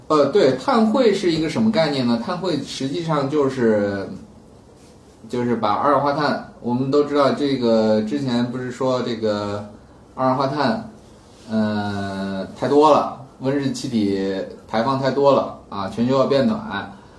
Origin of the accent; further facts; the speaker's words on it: China; 我们中国人